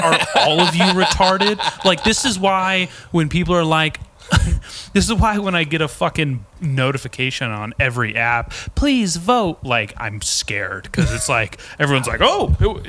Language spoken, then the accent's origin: English; Lompoc, California, United States; moved away; I am from Lompoc